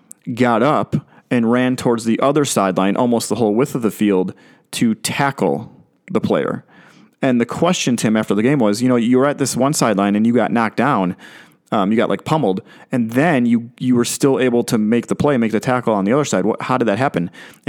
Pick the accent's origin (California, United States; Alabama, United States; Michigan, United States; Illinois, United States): Illinois, United States; Chicago; When I was growing up in Chicago, I watched the Chicago Bears, and they had a linebacker named Mike Singletary, Samurai Mike.